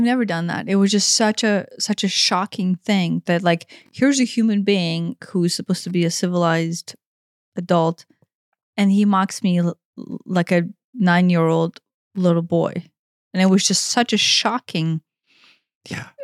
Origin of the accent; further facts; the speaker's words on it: Ukraine; moved away; growing up in Ukraine